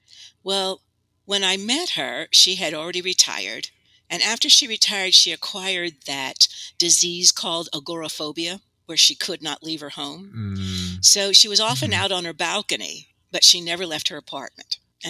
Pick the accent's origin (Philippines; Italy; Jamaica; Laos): Italy; Well, I had a wonderful childhood. I grew up in Italy. And that is where I got interested in storytelling.